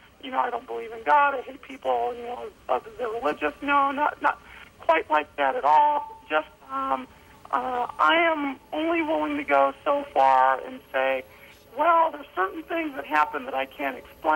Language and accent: English; New Mexico, United States; moved away; also born or lived in Texas; I'm from New Mexico originally. I was in Texas last summer.